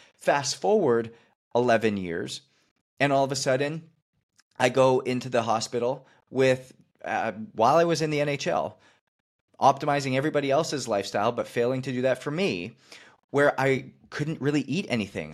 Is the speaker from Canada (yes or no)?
yes; Canada; I was playing hockey, growing up in Canada